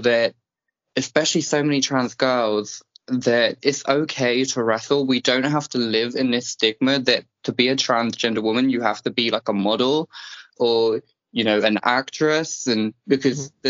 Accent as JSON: {"language": "English", "region": "England", "country": "United Kingdom", "said": "I'm English."}